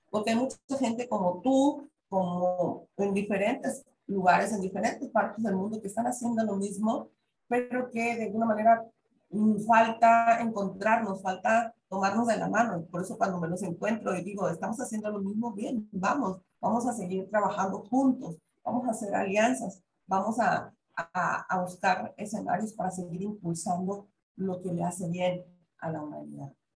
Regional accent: southeastern Mexico, Mexico; yo que soy del sureste mexicano

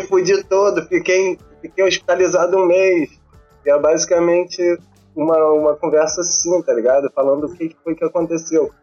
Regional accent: Niterói, Rio de Janeiro, Brazil; sou carioca, nasci e criado em Niterói

